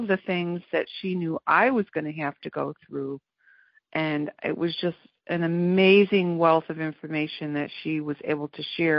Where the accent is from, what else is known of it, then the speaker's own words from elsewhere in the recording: Bristol, Connecticut, United States; I'm from Bristol, Connecticut